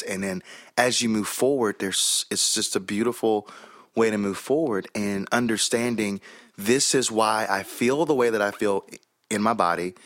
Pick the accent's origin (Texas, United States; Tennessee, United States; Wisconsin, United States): Tennessee, United States; Chattanooga; accent: Southern; also born or lived in Birmingham, Alabama; now in Nashville, United States; I was born in Birmingham, Alabama. I was raised in Chattanooga, Tennessee